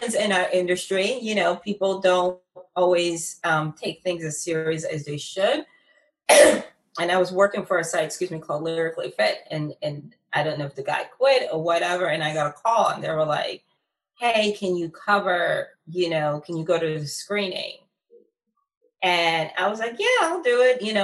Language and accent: English; Philadelphia, Pennsylvania, United States; here in my hometown of Philadelphia